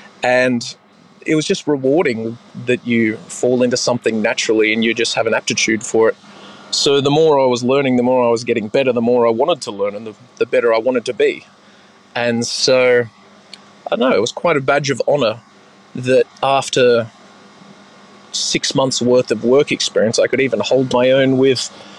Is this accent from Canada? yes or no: no; Little Bay, New South Wales, Australia; I grew up in Little Bay in South Sydney, and so I guess the nearest landmark would be Long Bay Jail. That was down the road from us.